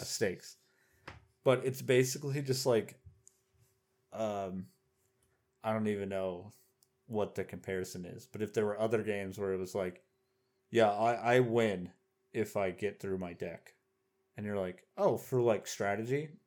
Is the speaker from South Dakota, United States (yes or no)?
no; Oklahoma, United States; moved away; I grew up in Oklahoma